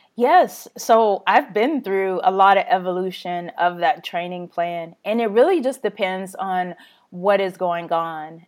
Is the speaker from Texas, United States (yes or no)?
yes; Texas, United States; being Texan